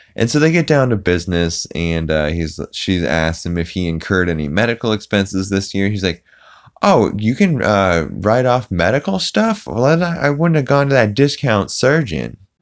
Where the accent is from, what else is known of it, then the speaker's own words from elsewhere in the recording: the South, United States; I'm from the South